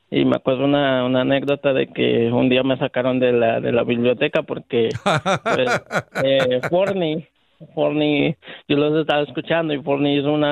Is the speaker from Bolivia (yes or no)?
no; Mexico; yo soy de México, pero mi novia es de aquí Colombia, venimos de vacaciones y a una boda.